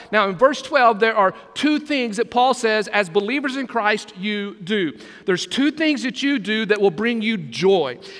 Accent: Texas, United States; now in Brunswick, United States; growing up in Texas, as a kid

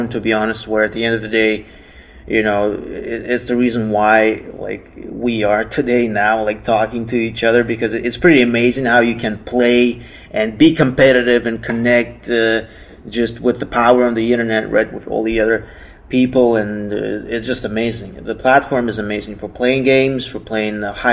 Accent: Omsk, Omsk Oblast, Russia; moved away; I started playing Magic in my hometown, right? So I'm from Omsk. It's a city in western Siberia

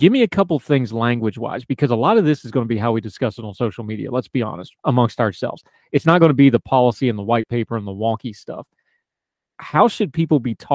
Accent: West Virginia, United States; moved away; also born or lived in Wilmington, North Carolina; the way I was raised rurally in West Virginia

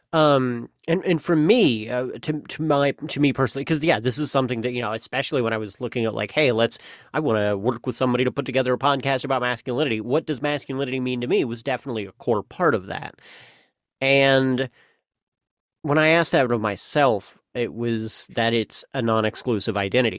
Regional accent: the Ozarks, United States; I'm an Ozarkie. I'm from the Ozarks. I'm an Ozarkian

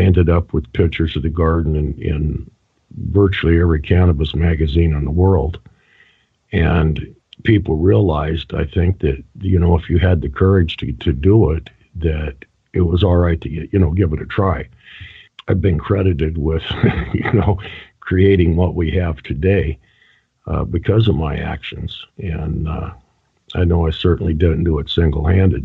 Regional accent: Reno, Nevada, United States; moved away as an adult; also born or lived in La Harpe, Illinois / Texas / Colorado; I pretty much grew up in in Nevada

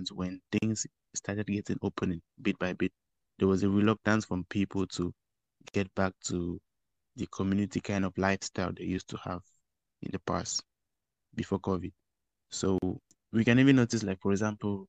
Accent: Cameroon; moved away as an adult; now in Wuhan, China; I'm from Cameroon, residing in Wuhan.

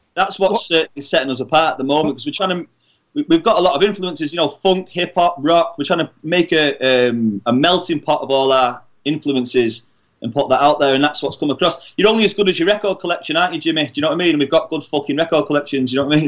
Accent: Warrington, North West England, United Kingdom; also born or lived in Liverpool; I was born in Liverpool, but I've grown up in Warrington

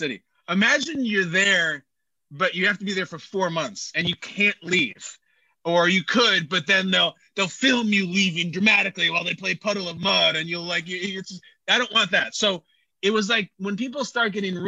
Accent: Chicago, Illinois, United States; my hometown of Chicago

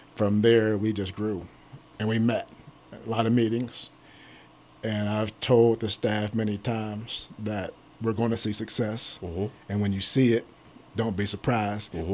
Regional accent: Pittsburgh, Pennsylvania, United States; moved away as an adult; also born or lived in Ohio; now in Columbus, United States; I am from Pittsburgh area, Pittsburgh, Pennsylvania area

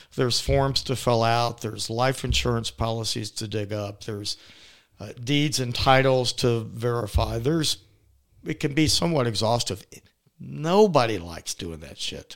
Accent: Atlanta, Georgia, United States; I am born and raised in Atlanta, downtown Atlanta, Saint Joseph's Hospital.

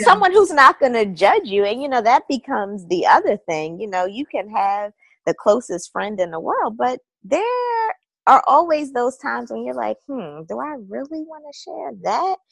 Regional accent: Baltimore, Maryland, United States; moved away as an adult; now in Northern Virginia, United States; I am originally from Baltimore, but I've been in the Northern Virginia area for about 10 years now

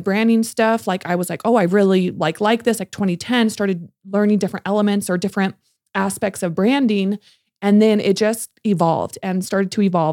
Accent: California, United States; moved away as an adult; now in Salt Lake City, United States; I'm from California, I moved here in 2015

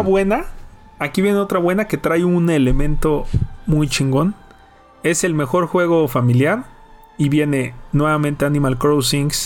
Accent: Mexico; para nosotros como mexicanos

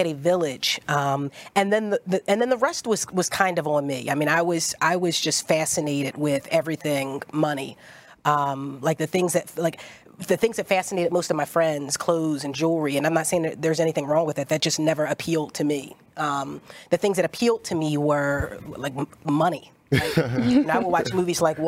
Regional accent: Philadelphia, Pennsylvania, United States; I'm from South Philly

